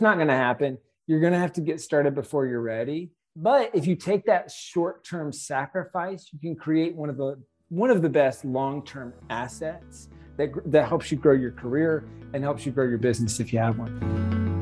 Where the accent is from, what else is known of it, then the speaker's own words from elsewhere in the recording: South Carolina, United States; we're from South Carolina